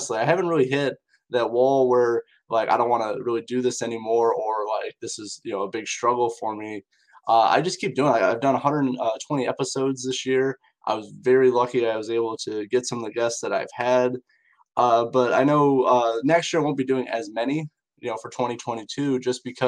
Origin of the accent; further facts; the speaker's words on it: Indiana, United States; in my area, which I'm from Indiana in the United States